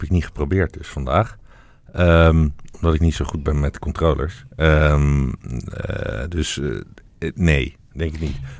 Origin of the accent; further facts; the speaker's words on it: Friesland, Netherlands; dan wil ik kom uit Friesland en ik wil gewoon dat we allemaal